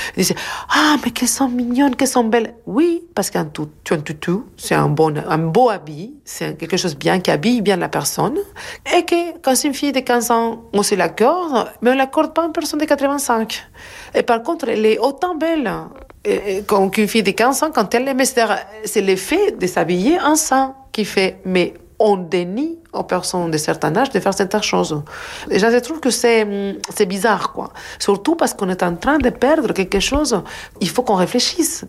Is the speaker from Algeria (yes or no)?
no; Argentina; French is a second language; moved away; je viens de l'Argentine, je grandi en Argentine, donc euh, mes années 70-80, c'est en Argentine